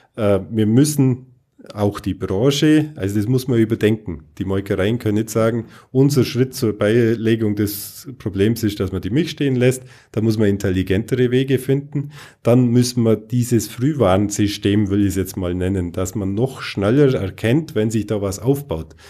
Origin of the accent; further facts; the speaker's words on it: Bavaria, Germany; bei uns in Bayern